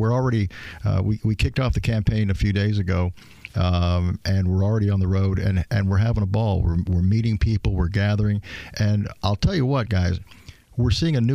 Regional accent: Elkhart, Indiana, United States; also born or lived in Bloomington, Indiana; I was born in Elkhart a number of years ago

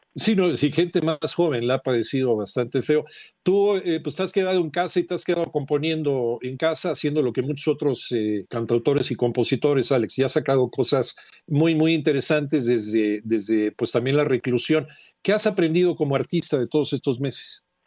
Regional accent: Mexico; Seguimos siendo románticos los mexicanos

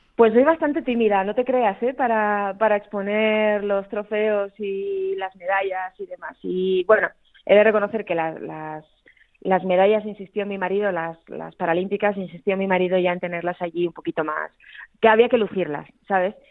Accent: Aragon, Spain; una palabra que en mi tierra usamos mucho, los aragoneses, que es la rasmia

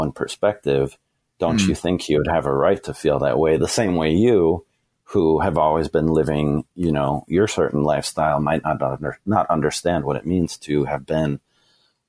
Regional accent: the Northwest, Pacific Northwest, United States; moved away; I'm from the Northwest

